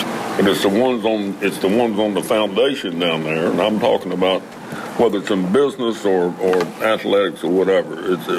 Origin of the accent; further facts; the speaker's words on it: Salem, Virginia, United States; In Salem.